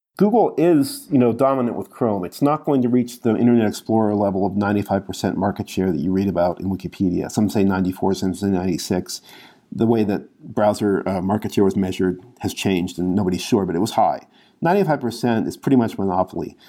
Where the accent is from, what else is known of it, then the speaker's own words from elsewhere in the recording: United States; as an American